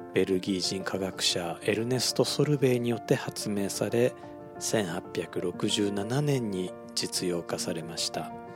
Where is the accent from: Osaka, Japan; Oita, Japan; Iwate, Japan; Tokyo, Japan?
Osaka, Japan; moved away; also born or lived in Wakayama; 僕の出身地の大阪はラーメン不毛の地と言われています